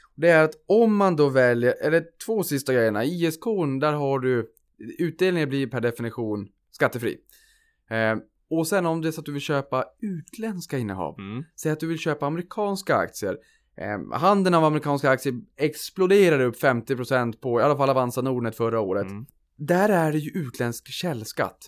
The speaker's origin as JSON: {"language": "Swedish", "region": "Norrland", "country": "Sweden", "said": "jag är norrlänning"}